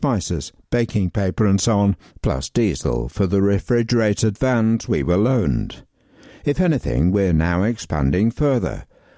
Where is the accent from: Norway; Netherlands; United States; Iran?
Netherlands; now in London, United Kingdom; I'm from the Netherlands, but I lived near Emirates Stadium until recently moving to East London as part of my job